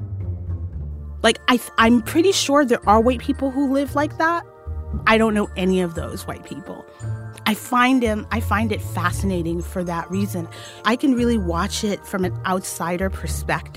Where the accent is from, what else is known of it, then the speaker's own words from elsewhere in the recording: New York City, New York, United States; I'm a Black Muslim woman, born and raised in New York City